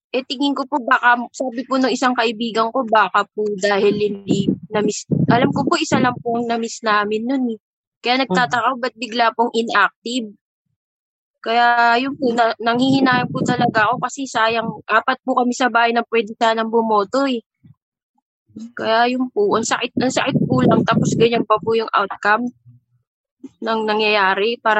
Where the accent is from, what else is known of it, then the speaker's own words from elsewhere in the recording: Parañaque, Metro Manila, Philippines; Ah, kasi po presinto ko po sa Makat, ay sa Paranaque, taga Paranaque po ako.